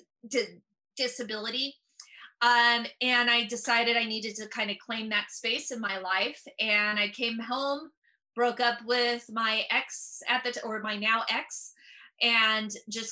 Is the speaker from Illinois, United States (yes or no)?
no; San Francisco Bay Area, California, United States; I'm from the San Francisco Bay Area